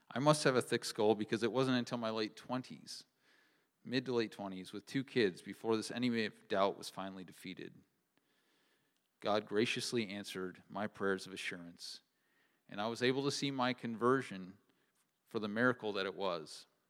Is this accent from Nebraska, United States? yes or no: yes; Kearney, Nebraska, United States; I grew up near Kearney, Nebraska, in a home that loved the Lord